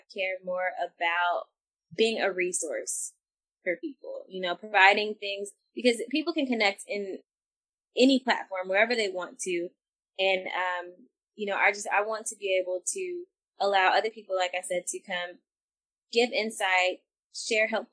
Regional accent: Texas, United States; I'm from the South too, I'm from Texas

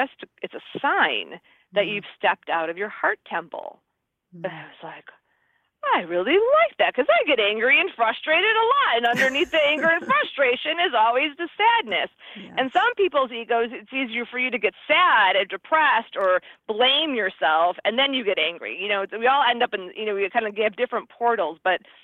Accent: Midwest, United States; now in California, United States; I'm from the Midwest

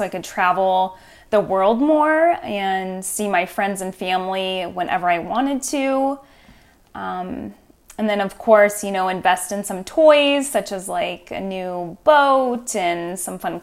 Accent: Washington, United States; also born or lived in Portland, Oregon; I was born in Portland, Oregon, raised in Washington State

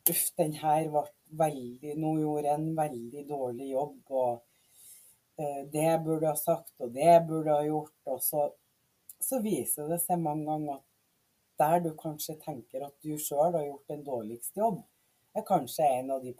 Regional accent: Mosjøen, Nordland, Norway; also born or lived in Trinidad and Tobago; jeg vokste opp i Mosjøen, eh, i Vefsn kommune, eh, som er oppe i nord.

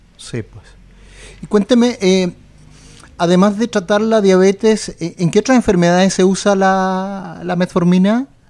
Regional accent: Chile; somos poco los chilenos

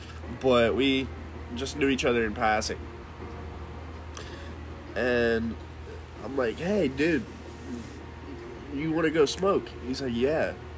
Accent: Ohio, United States; Yeah, we're from Ohio

